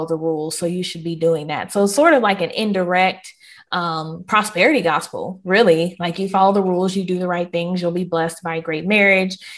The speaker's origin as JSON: {"language": "English", "region": "the South", "country": "United States", "said": "I am Southern through and through"}